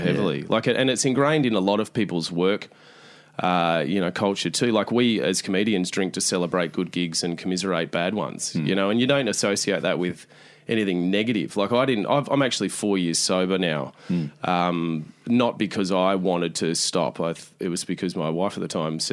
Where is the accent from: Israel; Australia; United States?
Australia; as Australians